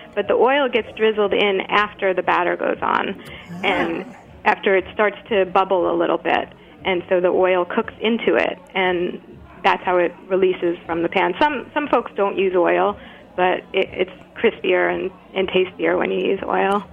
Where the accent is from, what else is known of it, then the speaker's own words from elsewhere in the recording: New York, United States; moved away as an adult; now in Brattleboro, United States; I'm, I'm from New York and moved up to Brattleboro, Vermont, five years ago with Nash.